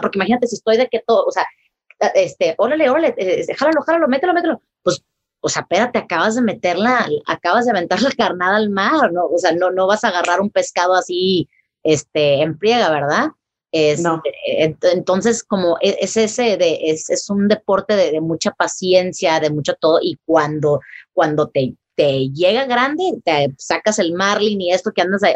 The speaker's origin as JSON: {"language": "Spanish", "town": "Tampico", "region": "Tamaulipas", "country": "Mexico", "said": "yo soy eh, de Tampico, Tamaulipas, ¿verdad? En México."}